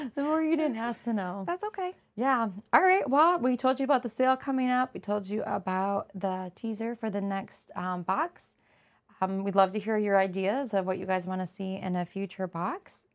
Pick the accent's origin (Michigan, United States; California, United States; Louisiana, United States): Michigan, United States; Flint; I grew up in Flint